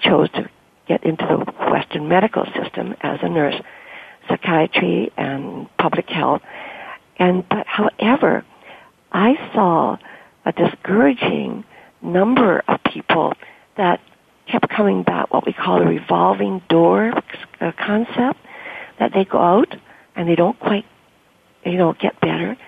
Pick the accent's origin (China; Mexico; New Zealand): China; moved away; I came from China. I was born in China, and my family was very, very acculturated to Chinese culture